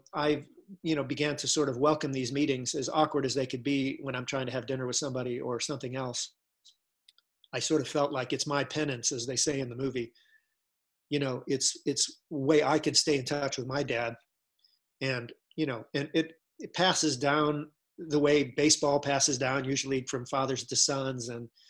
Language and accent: English; Ohio, United States; And I said, no, I'm from Ohio.